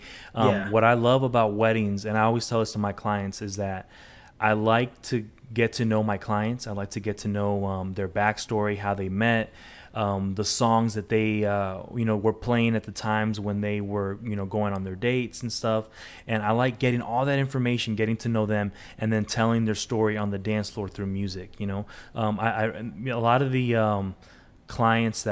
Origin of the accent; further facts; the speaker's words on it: Inglewood, California, United States; now in Charlotte, United States; growing up in Inglewood